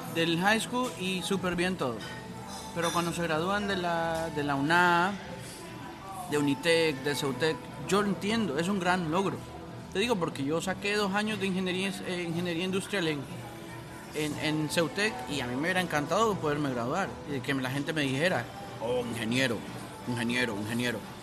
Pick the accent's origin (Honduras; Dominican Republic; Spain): Honduras; moved away as an adult; la juerga que uno usa en Honduras